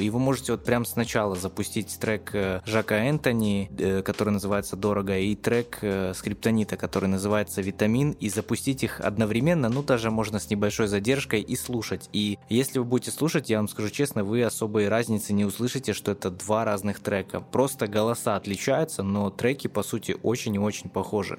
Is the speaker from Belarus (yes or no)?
yes; Gomel, Gomel Region, Belarus; в моём родном городе Гомеле